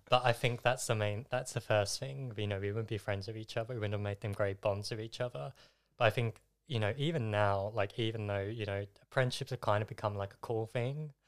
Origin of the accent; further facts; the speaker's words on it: Essex, East of England, United Kingdom; I'm from Essex, but regularly spend time in London.